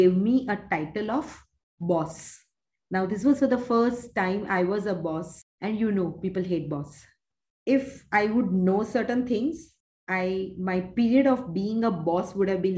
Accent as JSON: {"language": "English", "town": "Mumbai", "region": "Maharashtra", "country": "India", "tie": "born or raised there", "also_born_or_lived": "Uganda", "moved": "as an adult"}